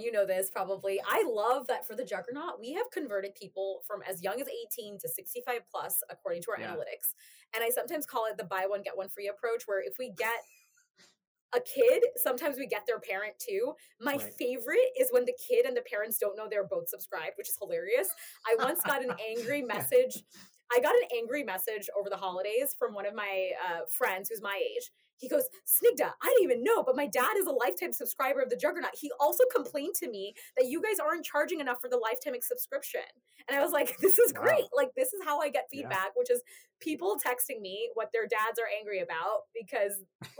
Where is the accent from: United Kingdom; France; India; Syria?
India; born there; also born or lived in United States; I was actually born in South Asia too. I was born in India. And it's difficult for me to say. So I would say I identify as Indian American, I identify as Bengali American, I identify as South Asian American.